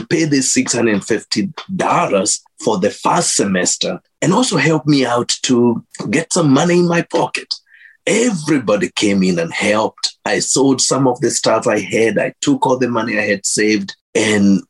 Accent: Kenya; moved away as an adult; now in Minnesota, United States; growing up in Kenya, my mom taking me to a Baptist church

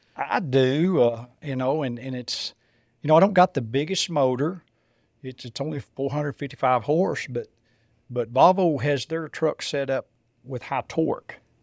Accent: south of Lubbock, West Texas, United States; I grew up in West Texas, uh, just south of Lubbock, uh, in a farming community

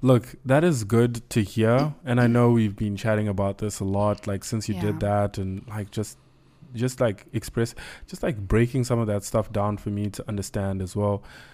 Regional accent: Zimbabwe; We come from Zim. So I know that there's a certain way we can think when we come from that kind of background.

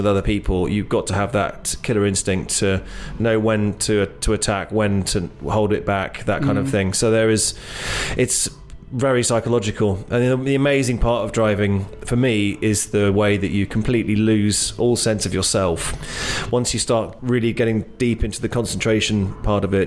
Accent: England, United Kingdom; moved away; also born or lived in Ojai, California; I was born in England, went back there when I was 10

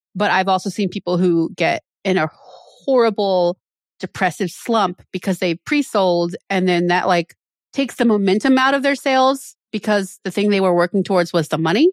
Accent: Maryland, United States; moved away as an adult; also born or lived in Vienna, Austria / Philadelphia, Pennsylvania; now in Pennsylvania, United States; I'm from Maryland

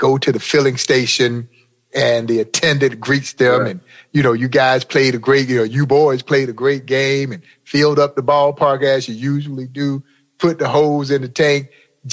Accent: the South, United States; as a kid growing up in the South

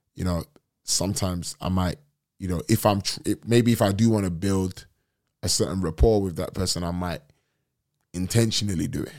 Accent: London, United Kingdom; I'm from London

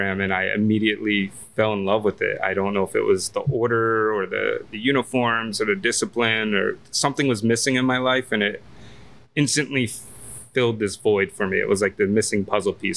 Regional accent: Northfield, New Jersey, United States; moved away as an adult; now in Washington, D.C., United States; I grew up right outside of Ocean City, New Jersey, in a little town called Northfield

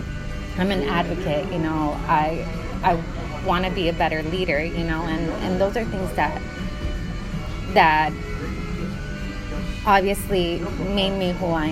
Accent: California, United States; moved away as an adult; also born or lived in Mexico / Bay Area; now in Long Island, New York, United States; I'm originally from California, Southern California, and then I moved to Northern California, like the Bay Area. But, you know, I'm a DACA recipient. So I came to the United States when I was 2 years old

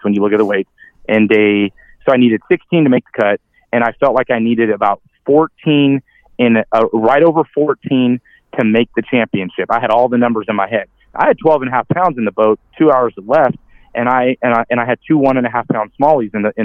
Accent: the Delta, California, United States; now in Guntersville, United States; I'm from the Delta

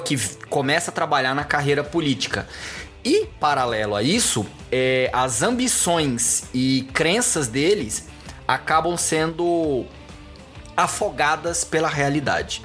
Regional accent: Goiânia, Goiás, Brazil; moved away as an adult; now in São Paulo, Brazil; eu fui criado, maioria da minha vida, em Goiânia

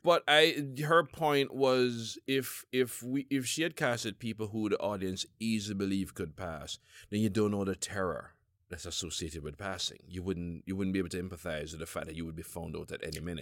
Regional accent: Jamaica; now in United States; as a Jamaican

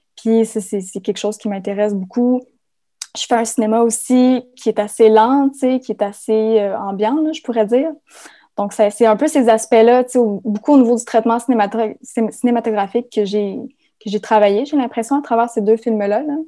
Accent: Témiscamingue, Quebec, Canada; moved away as an adult; ma terre natale

